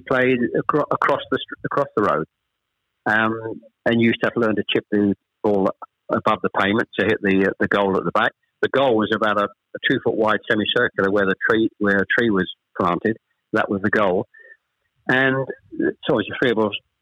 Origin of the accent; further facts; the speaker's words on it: Chelmsford, East of England, United Kingdom; also born or lived in Ashton-under-Lyne / Manchester; We actually moved south from Manchester. I was born in Ashton under Lyne. We actually moved south to Chelmsford when I was probably, I was the eldest of three, when I was probably about seven or eight